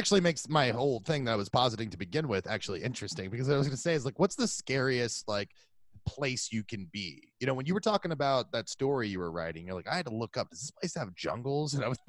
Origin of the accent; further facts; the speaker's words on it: Florida, United States; we're both from Florida.